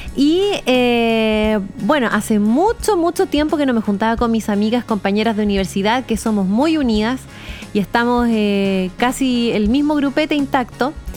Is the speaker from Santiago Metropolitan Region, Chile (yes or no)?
yes; Santiago, Santiago Metropolitan Region, Chile; now in Punta Arenas, Chile; soy santiaguina, pero vivo en Punta Arenas